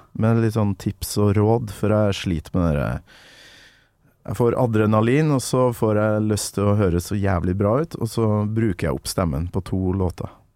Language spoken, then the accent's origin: Norwegian; Kolvereid, Trøndelag, Norway; Kolvereid, der jeg kommer fra.